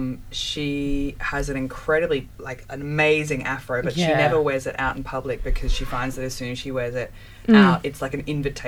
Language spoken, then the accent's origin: English; Bendigo, Victoria, Australia; my dad is from Tonga, my mom's from Australia, but in Tonga I'm not Tongan, I'm born and raised in Bendigo, but in Australia, I'm not Australian because I'm brown